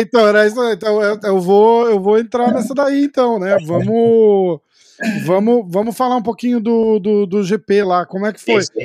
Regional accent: Brazil; eu sou brasileiro

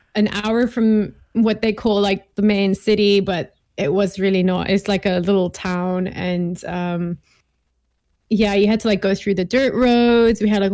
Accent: Gaborone, Botswana; moved away as an adult; also born or lived in England / Cape Town, South Africa; now in Switzerland; It was actually like right above South Africa, Botswana, Gaborone. Yeah, okay. That's where I grew up.

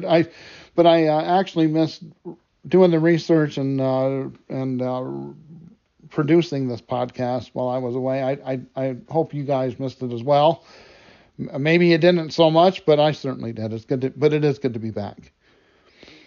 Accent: United States; my home country, the United States

